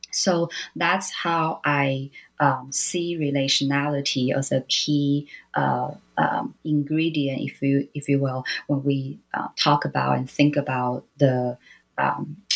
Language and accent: English; Taiwan; I grew up in Taiwan, and so you know, uh, being a Taiwanese